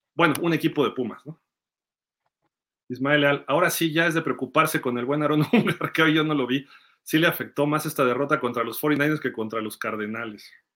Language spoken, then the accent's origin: Spanish; Mexico City, Mexico; yo soy chilango